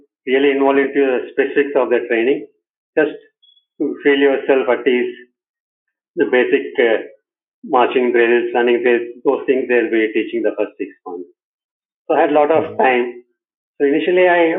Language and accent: English; Bangalore, Karnataka, India; I'm from Bangalore, India